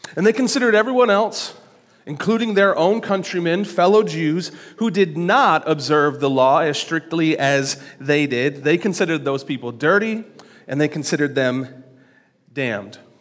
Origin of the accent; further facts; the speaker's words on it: Lansing, Michigan, United States; I was born on April twenty-ninth, nineteen eighty-nine, at Sparrow Hospital